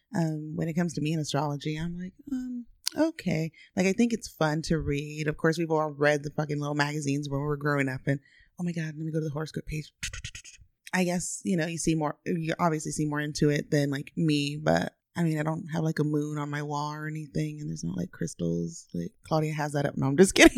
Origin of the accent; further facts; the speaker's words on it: Austin, Texas, United States; born and raised in Austin, Texas